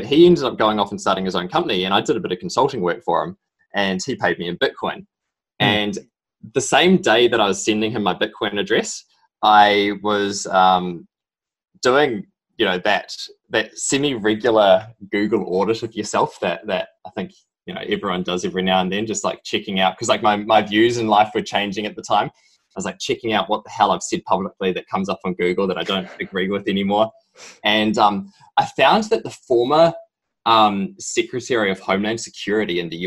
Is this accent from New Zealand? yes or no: yes; New Zealand; moved away as an adult; also born or lived in Sydney, Australia; now in United States; you can tell probably from my strong accent, I'm originally from New Zealand.